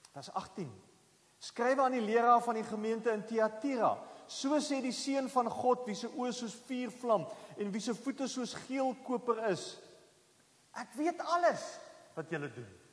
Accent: South Africa; ons het mos groot geword in Suid-Afrika

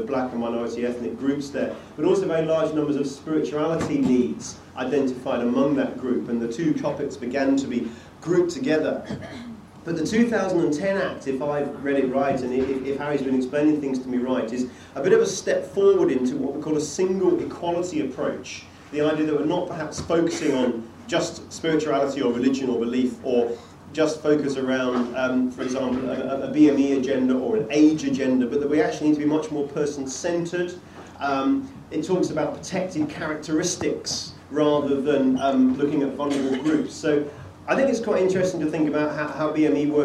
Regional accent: England, United Kingdom; moved away as an adult; also born or lived in Bradford; now in Scotland, United Kingdom; I'm an Englishman who lives in Scotland

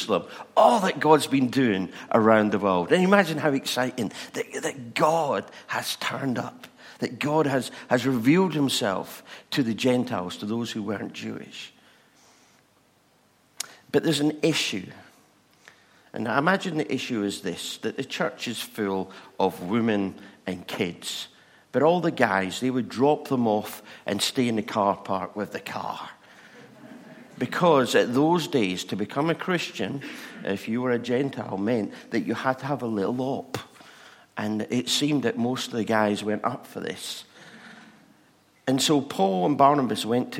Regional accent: England, United Kingdom; We're English

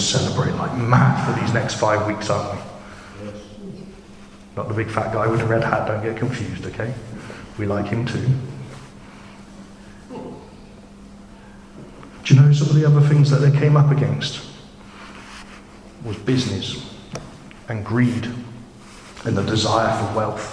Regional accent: United Kingdom; I'm British

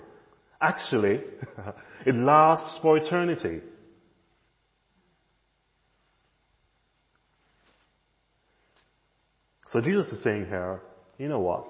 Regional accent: Jamaica; now in United Kingdom; when I was growing up in Jamaica

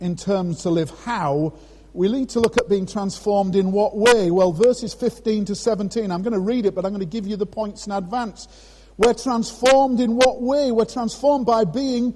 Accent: Scarborough, Yorkshire and the Humber, United Kingdom; moved away; Scarborough, my hometown.

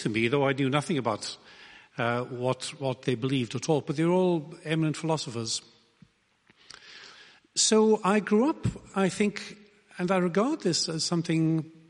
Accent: Wales, United Kingdom; I come from Wales.

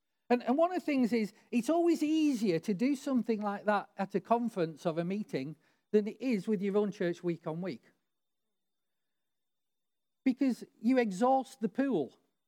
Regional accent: Barrow-in-Furness, North West England, United Kingdom; You know, I grew up near the Barrow shipyards where it took him like 10 years to build aircraft carriers.

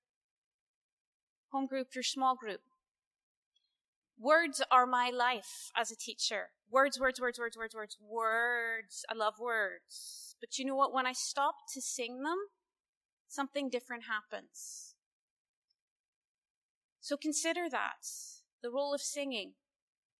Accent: United States; as an American

